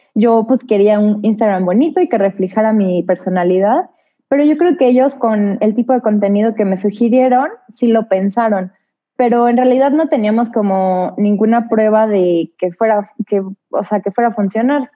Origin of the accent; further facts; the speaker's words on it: Mexico; also born or lived in Querétaro / Mexico City; yo soy mexicana